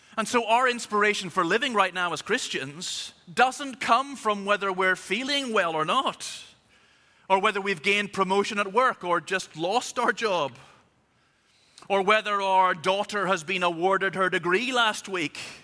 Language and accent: English; Belfast, Northern Ireland, United Kingdom; I was born in Belfast, so I am officially both Irish and British.